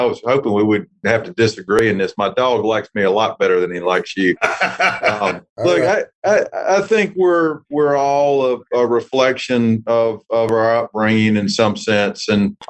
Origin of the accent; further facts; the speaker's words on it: North Carolina, United States; And I was raised in North Carolina.